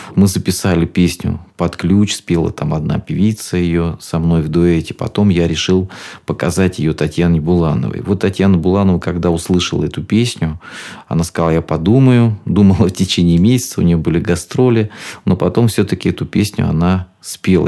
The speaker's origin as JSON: {"language": "Russian", "region": "Rostov Oblast", "country": "Russia", "said": "я из Ростовской области и люблю свой Донской край"}